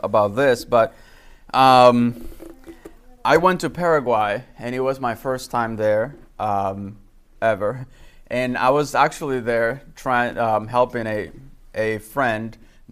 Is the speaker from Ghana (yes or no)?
no; Dominican Republic; moved away; I was born and raised in the Dominican Republic